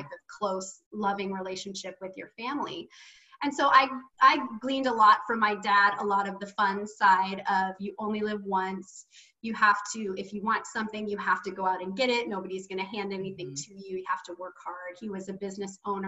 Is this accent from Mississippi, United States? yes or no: no; Seaside, Oregon, United States; I grew up in Seaside, Oregon